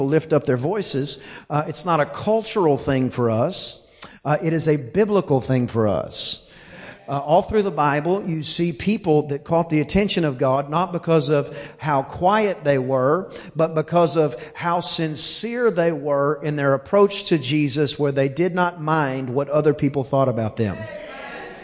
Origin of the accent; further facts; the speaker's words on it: East Texas, United States; I'm from East Texas, and I say 10 like T-I-N